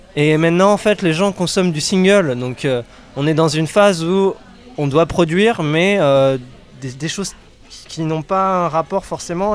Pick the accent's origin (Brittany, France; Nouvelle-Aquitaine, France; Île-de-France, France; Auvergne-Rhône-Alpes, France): Brittany, France; Rennes; je suis rennais